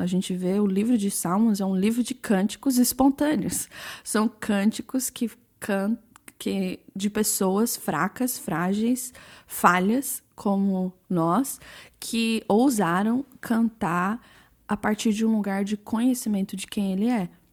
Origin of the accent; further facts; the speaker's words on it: London, United Kingdom; moved away as an adult; also born or lived in Brazil / Kansas City, United States; eu nasci no Brasil, saí do Brasil com sete anos, é, morei na Inglaterra, em Londres, por 16 anos.